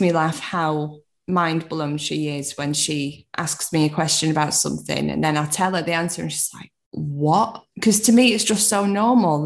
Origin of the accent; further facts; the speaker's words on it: Manchester, North West England, United Kingdom; I'm from Manchester